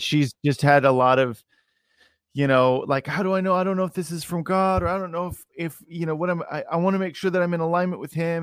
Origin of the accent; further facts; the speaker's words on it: Salem, Oregon, United States; I'm from Salem, Oregon